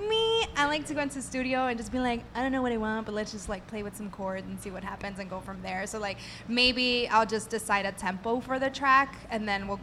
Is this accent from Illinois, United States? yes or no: yes; Chicago, Illinois, United States; I am from Albany Park